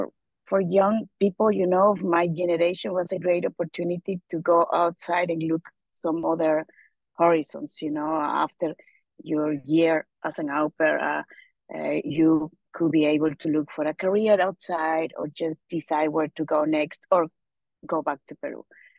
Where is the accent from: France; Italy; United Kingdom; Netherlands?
Netherlands; north; I'm from the north of Holland.